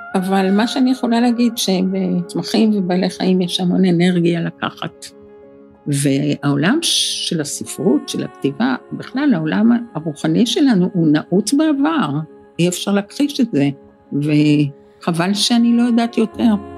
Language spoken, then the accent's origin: Hebrew; Israel; כיוון שגדלתי בקיבוץ, אז הטבע היה מאוד קרוב אלינו